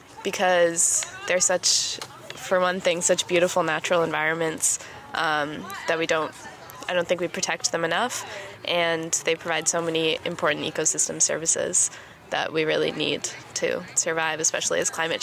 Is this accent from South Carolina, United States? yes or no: no; Long Island, New York, United States; because I grew up on Long Island near like the bays, and there was a lot of salt marshes and things like that.